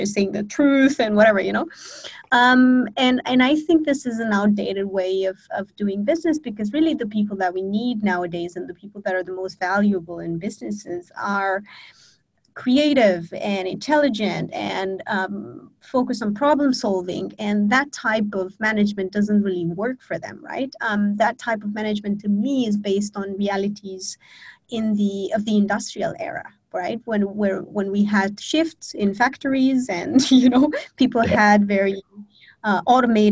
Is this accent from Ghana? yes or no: no; Romania; now in Bali, Indonesia; I'm born and raised in Romania, but I have lived on 4 continents in 7 different countries so far.